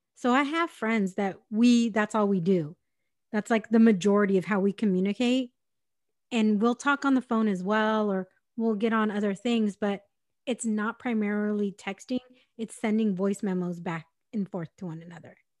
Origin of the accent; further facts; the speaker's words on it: San Diego, California, United States; I'm from San Diego